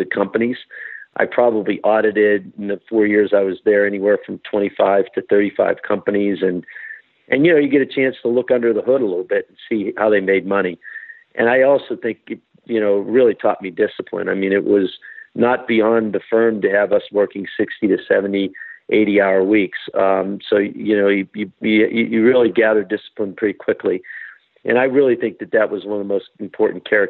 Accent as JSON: {"language": "English", "town": "Pittsburgh", "region": "Pennsylvania", "country": "United States", "tie": "born or raised there", "moved": "yes", "lives_now": "Denver, United States", "said": "I grew up in Pittsburgh, Pennsylvania"}